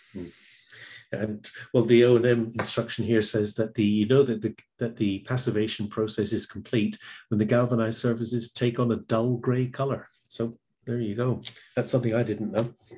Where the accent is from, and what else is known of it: England, United Kingdom; moved away